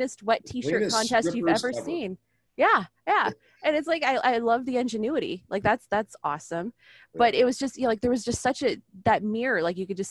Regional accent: San Diego, California, United States; I'm not from the South. I'm from here.

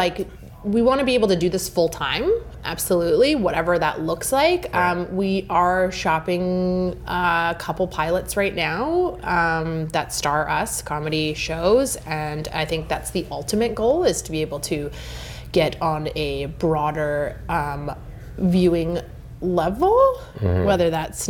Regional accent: British Columbia, Canada; there was a lot that we had spent a lot of time growing up in the Okanagan as kids.

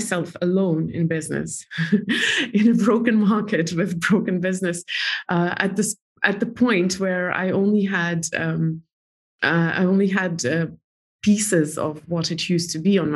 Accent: Estonia; moved away as an adult; now in New York, United States; I'm from Estonia. I don't even know Russia very well. I speak Russian language well

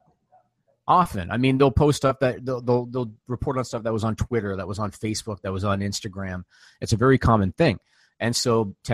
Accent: Ontario, Canada; grew up in Ontario

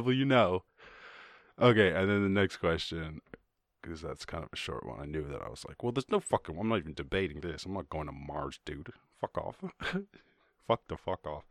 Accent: Ireland; I grew up in Ireland.

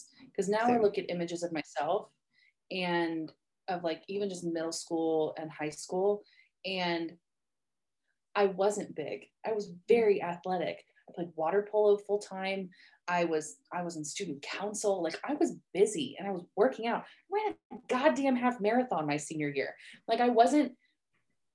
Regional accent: Oahu, Hawaii, United States; moved away; I grew up in Hawaii. I am from Oahu originally

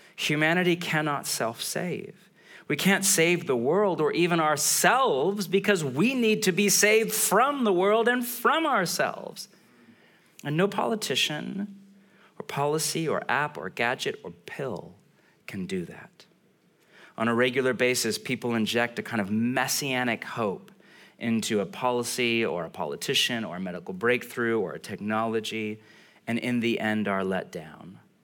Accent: California, United States; I'm from California.

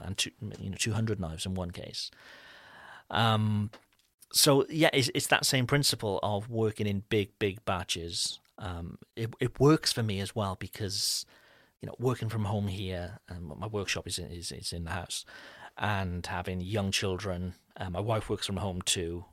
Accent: Wales, United Kingdom; now in France; I'm not French, I'm, I'm from Wales in the U K.

